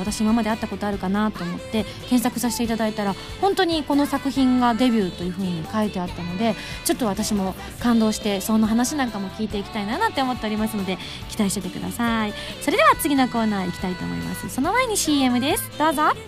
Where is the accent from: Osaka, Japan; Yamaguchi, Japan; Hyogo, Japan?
Yamaguchi, Japan; moved away; 去年から突然自分の出身 の山口県と関わるお仕事